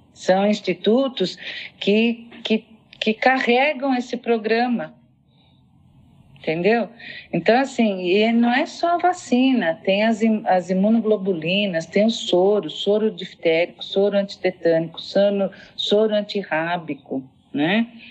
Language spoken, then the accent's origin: Portuguese; São Paulo, Brazil; eu sou paulistana, né? nasci em São Paulo